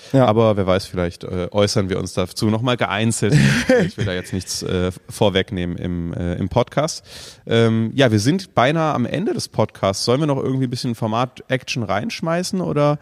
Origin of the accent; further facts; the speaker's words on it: Germany; wir kommen aus Deutschland